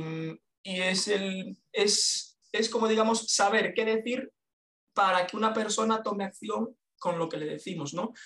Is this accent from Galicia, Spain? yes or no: yes; A Coruña, Galicia, Spain; soy de La Coruña, ya veremos si me muevo